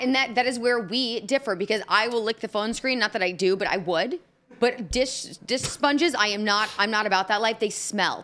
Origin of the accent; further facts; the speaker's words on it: Indianapolis, Indiana, United States; now in Nashville, United States; I'm from Indianapolis